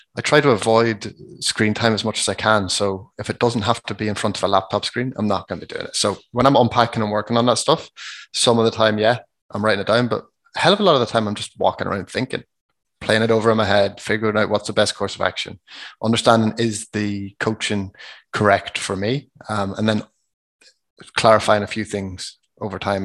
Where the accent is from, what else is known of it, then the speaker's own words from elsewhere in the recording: Ireland; We're just from Ireland